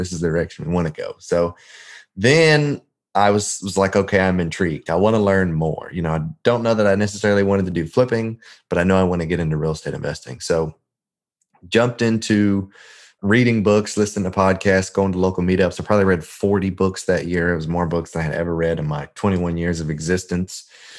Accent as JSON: {"language": "English", "town": "Memphis", "region": "Tennessee", "country": "United States", "said": "I am actually not from Indiana. I'm technically from Memphis. That's what I tell most folks. But my dad was in the military. We kind of lived a little bit everywhere. But Memphis is where we lived the longest."}